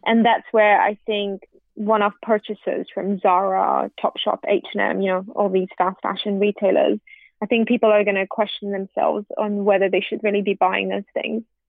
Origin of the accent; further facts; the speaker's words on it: India; as an Indian